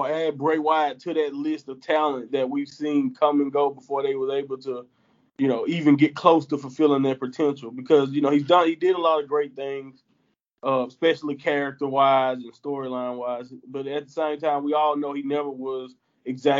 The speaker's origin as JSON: {"language": "English", "region": "the Southern United States", "country": "United States", "said": "I'm from the Southern America"}